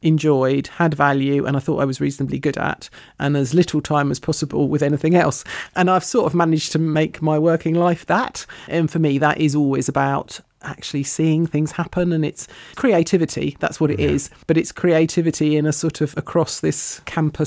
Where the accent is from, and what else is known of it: London, United Kingdom; born or raised there; also born or lived in New York, United States; now in South East Cornwall, United Kingdom